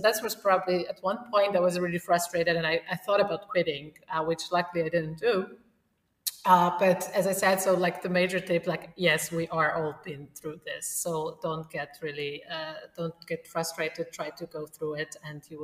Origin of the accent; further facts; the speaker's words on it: Poland; moved away as an adult; also born or lived in Warsaw / Vienna / Lisbon; now in Austria; I am originally from Poland